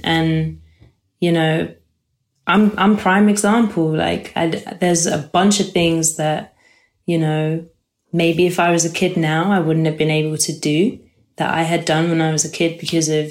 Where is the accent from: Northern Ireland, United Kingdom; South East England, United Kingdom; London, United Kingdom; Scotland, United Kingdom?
London, United Kingdom; I grew up in London. Grew up in Camden Town.